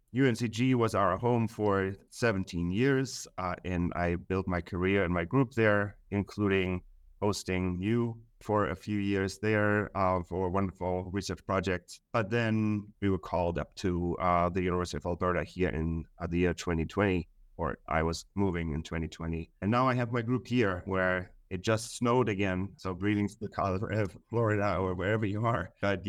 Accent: Germany; Yeah, so I grew up in Germany, and my father was a biologist

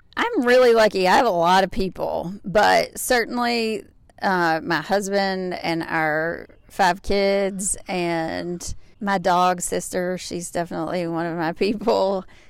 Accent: Grayson, Kentucky, United States; also born or lived in Lexington, Kentucky; now in Arkansas, United States; I grew up in Grayson, Kentucky, Booming metropolis of forty-five hundred people in Carter County

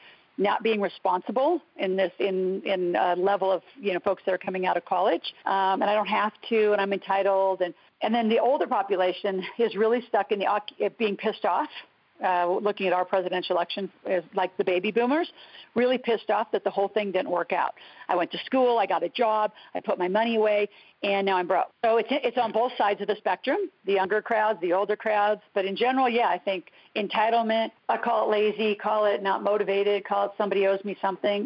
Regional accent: United States; also born or lived in Canada; as an American

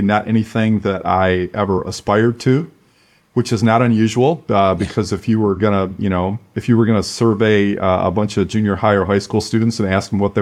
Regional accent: Flint, Michigan, United States; I grew up in Flint, Michigan, in a very blue collar background

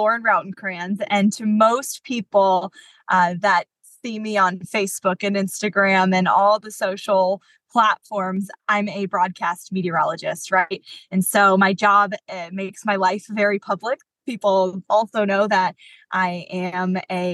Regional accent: West Palm Beach, Florida, United States; now in Jacksonville, United States; growing up in the West Palm Beach area is where I'm from

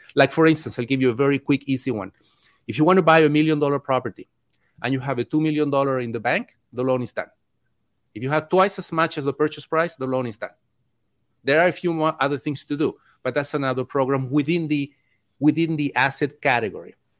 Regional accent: Chile; also born or lived in Mexico; now in United States; I grew up in Chile, I had my local lender

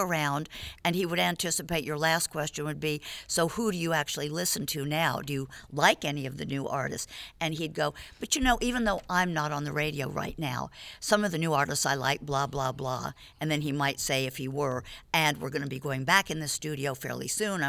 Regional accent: New York City, New York, United States; moved away as an adult; also born or lived in Washington, D.C.; now in Nashville, United States; Born in D.C., raised in New York City, Manhattan.

